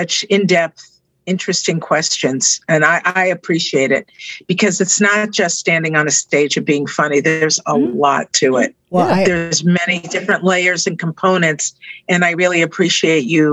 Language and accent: English; Jersey City, New Jersey, United States; I grew up in Jersey City.